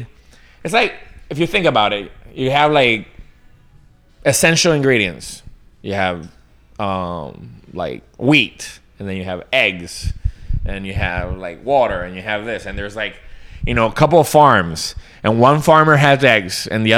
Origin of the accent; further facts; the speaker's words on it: Colombia; moved away; a British, you know, sort of American influenced family growing up in Colombia